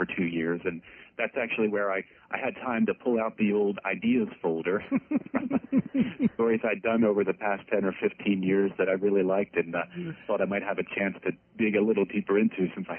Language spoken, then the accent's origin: English; Philadelphia, Pennsylvania, United States; Well, I'm originally from Philadelphia, the youngest of seven.